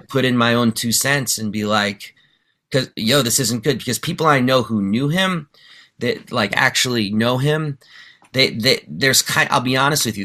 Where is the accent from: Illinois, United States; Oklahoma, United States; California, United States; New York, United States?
New York, United States; New York City; also born or lived in D.C. Maryland area; now in Maryland, United States; I grew up in New York City in the '80s